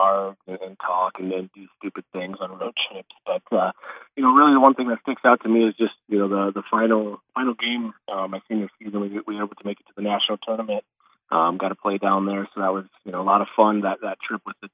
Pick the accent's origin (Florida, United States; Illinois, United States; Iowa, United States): Iowa, United States; Sioux Center; I grew up just on the west side of Sioux Center, about a mile out of town